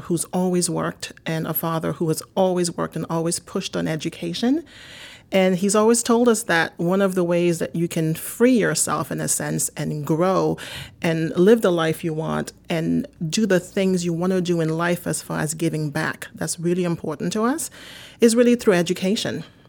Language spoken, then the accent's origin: English; Haiti; also born or lived in New York / Miami; now in United States; I'm originally from Haiti. I've lived in this country now for over thirty years